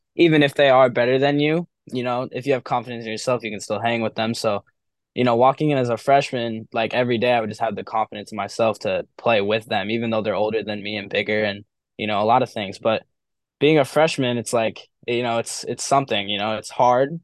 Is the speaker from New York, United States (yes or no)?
no; Milford, New Hampshire, United States; Milford is my hometown. It's my public school. It's where I've always grown up